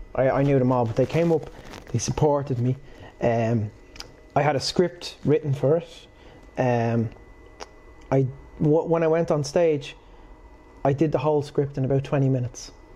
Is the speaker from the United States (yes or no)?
no; Portmarnock, Leinster, Ireland; also born or lived in Swords / Ashbourne; I'm from Port Marnock